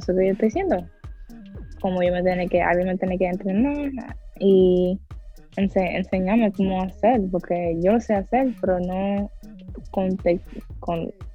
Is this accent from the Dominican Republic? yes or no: yes; Dominican Republic; yo soy dominicana